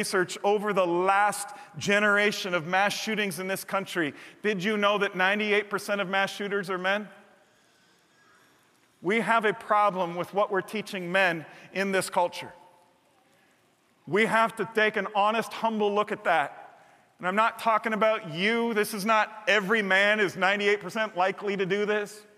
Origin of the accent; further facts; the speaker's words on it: United States; I'm saying that as a proud American who waves the flag several holidays every year